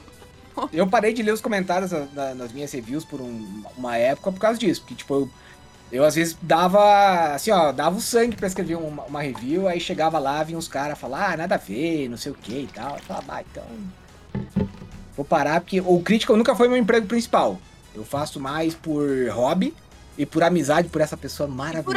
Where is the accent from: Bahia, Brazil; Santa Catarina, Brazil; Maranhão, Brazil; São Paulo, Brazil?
Santa Catarina, Brazil; Água Doce; A minha família é aqui da, do meio oeste, né? Eu nasci numa cidadezinha chamada Água Doce